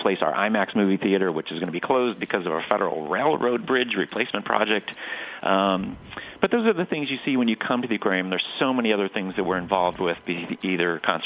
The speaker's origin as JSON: {"language": "English", "town": "Cleveland", "region": "Ohio", "country": "United States", "tie": "born or raised there", "moved": "yes", "said": "I grew up outside Cleveland in, you know, in the 60s"}